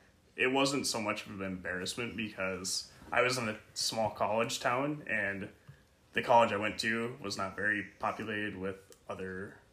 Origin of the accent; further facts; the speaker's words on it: South Dakota, United States; I grew up in South Dakota and went to school in South Dakota in college and such.